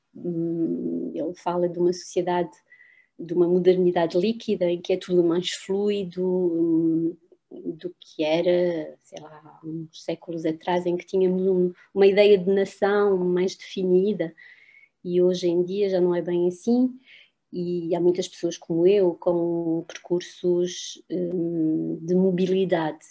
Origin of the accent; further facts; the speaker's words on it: France; moved away as an adult; quando vivi em França, e vivi em França até aos, até aos 25 anos, considerava-me como francesa